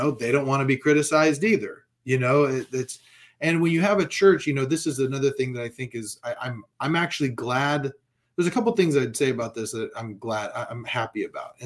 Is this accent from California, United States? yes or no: yes; California, United States; I'm from California, right? I lived here during Proposition 8